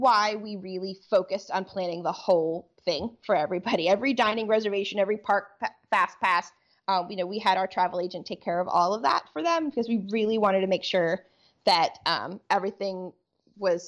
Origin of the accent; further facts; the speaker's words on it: Pennsylvania, United States; we're from Pennsylvania